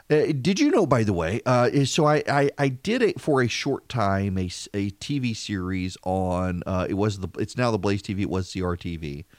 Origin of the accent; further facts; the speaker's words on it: Dubai, United Arab Emirates; also born or lived in Louisiana, United States; I grew up in Dubai. It wasn't something we had. And then rural Louisiana, there was no internet.